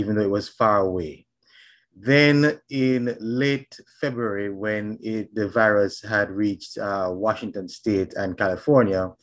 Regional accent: Jamaica; now in Statesboro, Georgia, United States; I'm from Jamaica

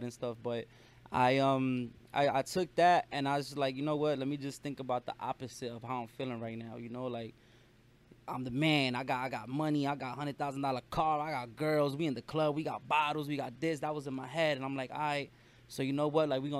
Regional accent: New York City, New York, United States; I was born and raised in Brooklyn, New York, so I love hip hop. I grew up with hip hop

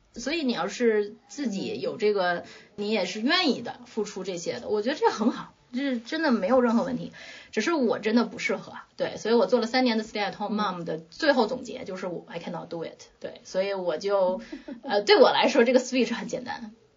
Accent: China; moved away; also born or lived in Netherlands; 作为中国人

